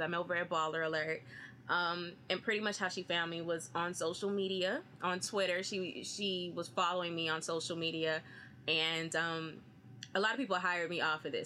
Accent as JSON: {"language": "English", "town": "Austin", "region": "Texas", "country": "United States", "said": "I'm from Austin, Texas"}